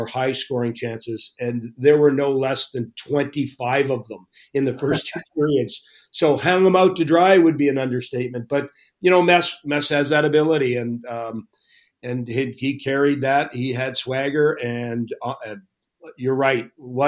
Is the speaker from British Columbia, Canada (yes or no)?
no; Toronto, Ontario, Canada; here in Toronto, my hometown